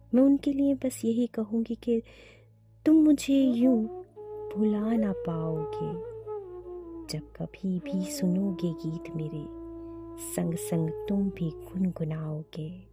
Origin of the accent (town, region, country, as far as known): India